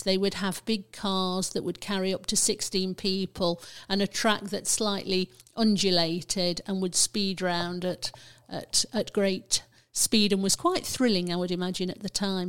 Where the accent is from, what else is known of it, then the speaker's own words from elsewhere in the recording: Burton upon Trent, West Midlands, United Kingdom; I grew up in Burton, um, and then my career took me all around the country. Um, but I finished up back in Burton in the nineteen nineties.